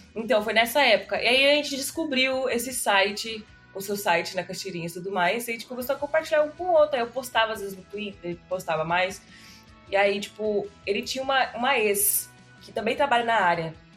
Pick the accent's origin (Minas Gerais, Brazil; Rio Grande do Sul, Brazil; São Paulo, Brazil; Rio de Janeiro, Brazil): São Paulo, Brazil; Osasco; eu sou de Osasco